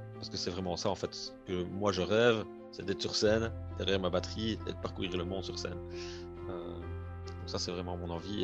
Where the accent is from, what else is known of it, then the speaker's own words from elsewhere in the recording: Liège region, Wallonia, Belgium; à mon accent, on entend certainement que je ne suis pas français, que je suis plutôt de la région de Liège en France, en Belgique, pardon.